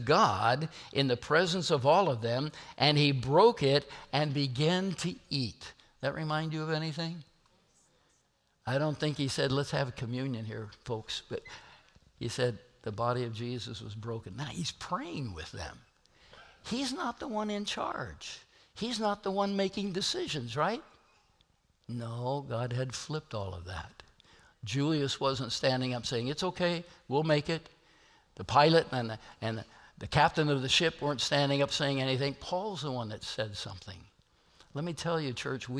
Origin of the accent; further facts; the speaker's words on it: Nebraska and Kansas, Midwest, United States; I'm from Nebraska and Kansas